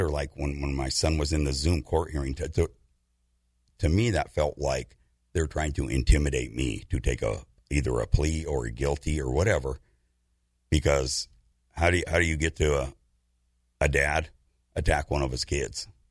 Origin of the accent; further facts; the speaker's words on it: United States; I'm an American